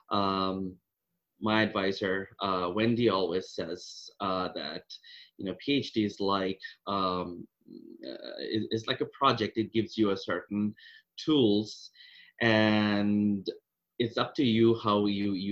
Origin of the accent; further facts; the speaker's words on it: Kolkata, West Bengal, India; moved away as an adult; Uh, I came from India, uh, Calcutta, a long, long time ago, uh, 2006.